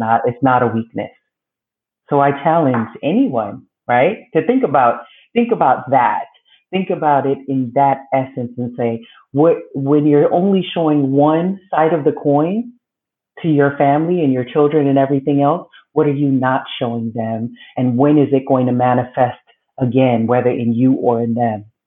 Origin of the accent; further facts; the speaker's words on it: Belize; now in United States; I was born in Belize, Central America. Um, grew up there until coming to the States with my mother